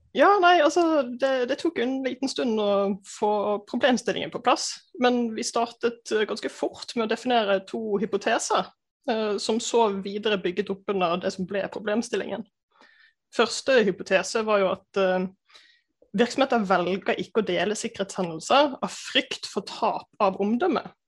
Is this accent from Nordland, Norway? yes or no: no; Bergen, Vestland, Norway; moved away; also born or lived in Gjøvik; kommer fra Bergen